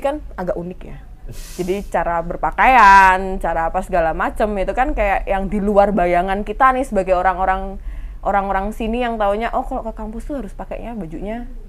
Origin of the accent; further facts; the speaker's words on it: Semarang, Central Java, Indonesia; moved away as an adult; also born or lived in Surabaya; saya kan dari Semarang terus pindah ke Surabaya masuk kuliahan